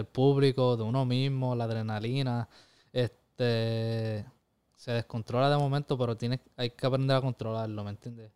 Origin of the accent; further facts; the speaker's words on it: Corozal, Puerto Rico; mi pueblo, Corozal